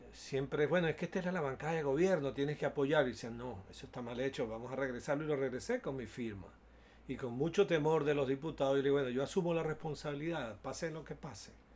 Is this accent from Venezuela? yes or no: yes; Venezuela; Tenía yo 11, 11 o 12 años de edad cuando se produjo un hecho político en mi país